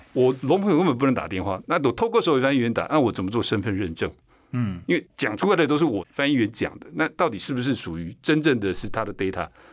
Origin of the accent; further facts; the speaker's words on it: Taiwan; first language Chinese; 所以美国手语的吃 eat 跟我们台湾手语的吃是一样的。